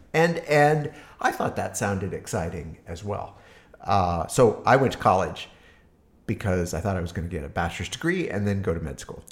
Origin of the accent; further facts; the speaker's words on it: Harvard, Nebraska, United States; also born or lived in Hastings, Nebraska; now in Berkeley, United States; Uh, grew up in a small town called Harvard, Nebraska.